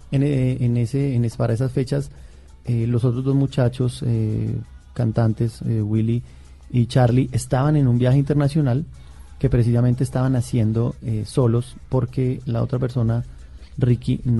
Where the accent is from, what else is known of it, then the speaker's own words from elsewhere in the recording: Boyacá, Colombia; me fui para, para, para, mi, departamento, yo soy boyacense